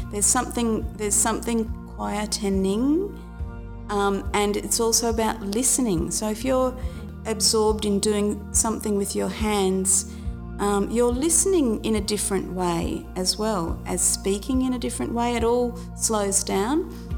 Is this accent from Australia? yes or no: yes; Carnarvon, Western Australia, Australia; born or raised there; moved away